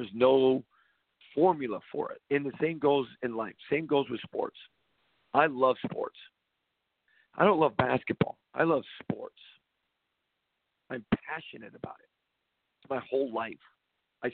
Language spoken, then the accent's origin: English; California, United States; I grew up in California